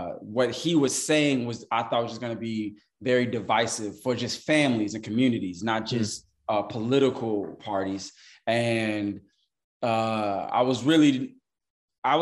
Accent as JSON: {"language": "English", "town": "Chicago", "region": "Illinois", "country": "United States", "tie": "born or raised there", "also_born_or_lived": "New York", "moved": "as an adult", "lives_now": "Atlanta, United States", "said": "I grew up in Chicago. I was born in New York. I grew up in Chicago"}